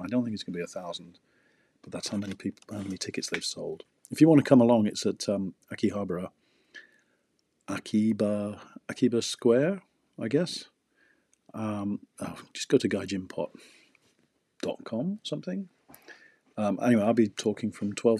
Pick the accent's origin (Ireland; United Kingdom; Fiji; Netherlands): United Kingdom; England; moved away as an adult; now in Abiko, Japan; I'm from England. Since 2007, I've lived in Abiko